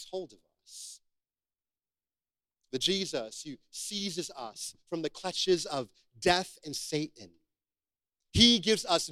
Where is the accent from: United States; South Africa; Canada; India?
United States; I am American